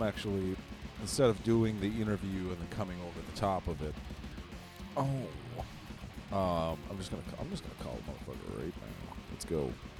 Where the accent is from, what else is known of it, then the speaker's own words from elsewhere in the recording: Minneapolis, Minnesota, United States; now in Fargo, United States; Yeah, I'm from Minneapolis, Twin Cities area